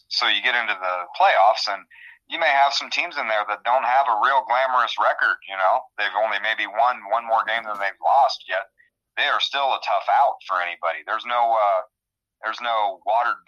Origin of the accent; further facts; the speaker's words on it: Illinois, United States; moved away as an adult; now in Iowa, United States; I grew up in Illinois